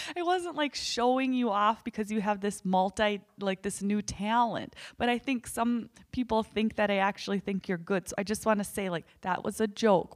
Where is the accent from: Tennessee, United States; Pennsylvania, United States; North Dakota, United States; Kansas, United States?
North Dakota, United States; we're from North Dakota